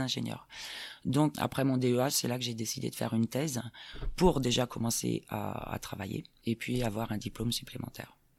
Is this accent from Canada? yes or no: no; Saint-Herblain, Pays de la Loire, France; moved away as an adult; also born or lived in California; now in Grenoble, France; j'ai grandi à Nantes, hein. Saint-Herblain exactement